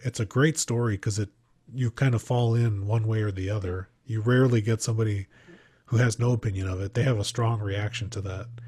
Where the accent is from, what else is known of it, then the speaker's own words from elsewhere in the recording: Midwest, United States; I grew up in the Midwest